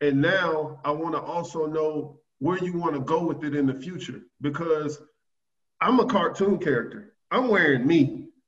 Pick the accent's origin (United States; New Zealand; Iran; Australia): United States; the South; And I love it that it's in a small market because I'm from the South.